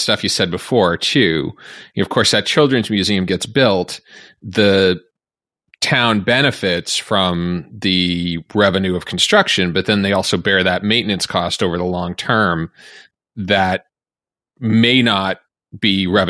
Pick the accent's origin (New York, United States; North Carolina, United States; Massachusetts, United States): Massachusetts, United States; Boston; growing up in Boston, I live in the same neighborhood I grew up in, and you know, I mean, my town's going to be turning 400 in another 10 years.